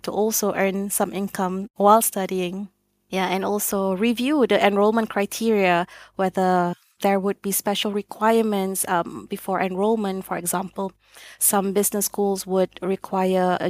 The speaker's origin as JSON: {"language": "English", "country": "Singapore", "moved": "as an adult", "lives_now": "Frankfurt, Germany", "said": "I'm from Southeast Asia, so Singapore to be precise"}